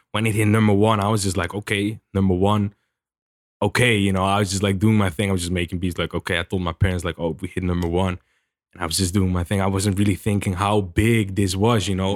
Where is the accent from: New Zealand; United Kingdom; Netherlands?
Netherlands; moved away as an adult; now in United States; I'm from the Netherlands and I just came here, just moved here